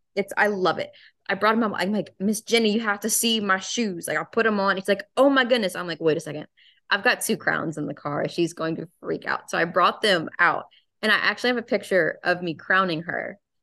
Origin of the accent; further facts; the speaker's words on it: the South, United States; accent: Southern; the Southern charm gonna come out because my accent, like I got accent now